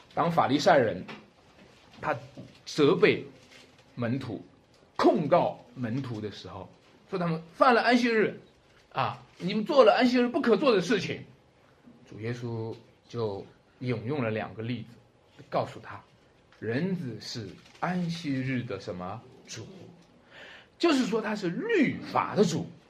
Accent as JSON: {"language": "Chinese", "country": "China", "said": "我们中国人特别喜欢这个字“喜”"}